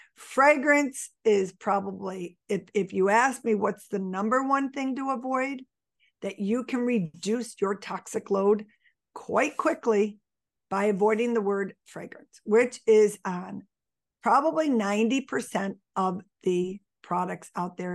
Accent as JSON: {"language": "English", "town": "Buffalo", "region": "New York", "country": "United States", "tie": "born or raised there", "said": "I was born and raised in Buffalo. I'm still in Buffalo"}